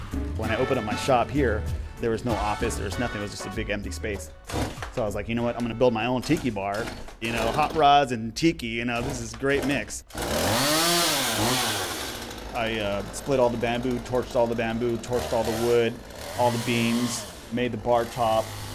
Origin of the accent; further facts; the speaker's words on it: San Jose, California, United States; Born and raised in San Jose